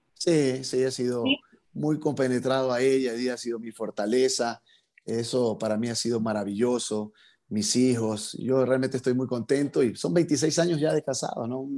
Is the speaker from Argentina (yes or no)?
no; Portoviejo, Manabí, Ecuador; me fui a vivir al centro de Puerto Viejo